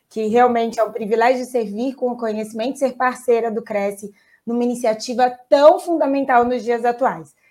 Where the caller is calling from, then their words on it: Engenheiro Coelho, São Paulo, Brazil; mas estou falando do interior, onde eu resido aqui em Engenheiro Coelho, perto de Campinas.